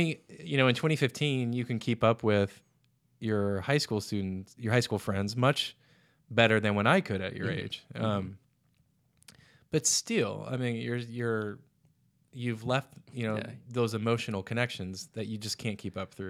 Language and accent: English; Midwest, United States; now in Edinburgh, United Kingdom; being, you know, growing up in the Midwest and living in Edinburgh.